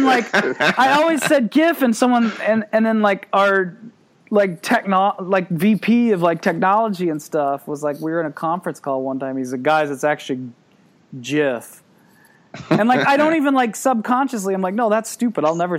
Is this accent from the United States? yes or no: yes; Southern Missouri, United States; I'm from Southern Missouri, and like you never like I don't have as strong of an accent as like, you know, a lot like my family or even like, you know, friends and stuff like that. But like every now and then you catch it.